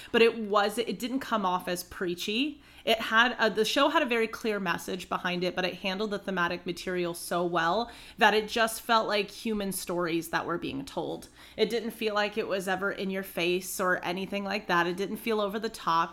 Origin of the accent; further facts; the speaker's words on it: Pacific Northwest, United States; we're from the Pacific Northwest